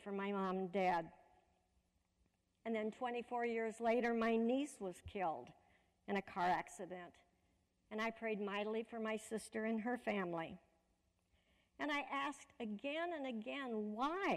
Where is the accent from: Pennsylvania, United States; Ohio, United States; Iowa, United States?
Iowa, United States; Fort Madison; moved away as an adult; also born or lived in Cedar Rapids, Iowa; now in Louisville, United States; I was raised in Fort Madison, Iowa, right on the Mississippi River, in an interfaith home